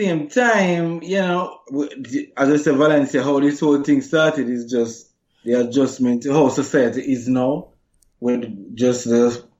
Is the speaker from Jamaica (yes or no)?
yes; Jamaica; if you're growing up in Jamaica and whole, you know, how Jamaican culture is towards masculinity